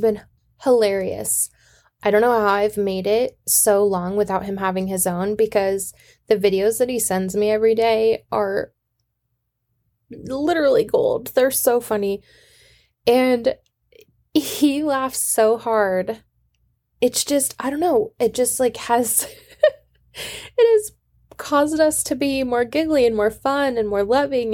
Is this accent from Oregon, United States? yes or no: no; Washington, United States; I'm from Washington. We don't do umbrellas